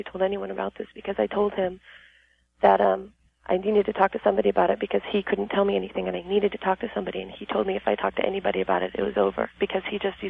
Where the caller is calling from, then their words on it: El Cajon, California, United States; From El Cajon, San Diego area.